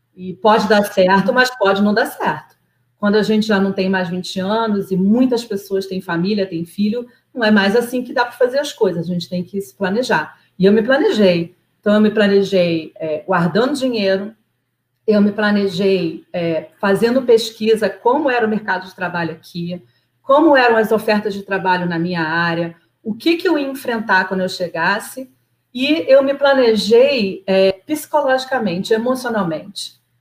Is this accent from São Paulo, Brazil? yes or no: no; Nova Iguaçu, Rio de Janeiro, Brazil; moved away as an adult; now in Canada; Eu sou de Nova Iguaçu, eu sou de uma cidade pobre né, do Rio de Janeiro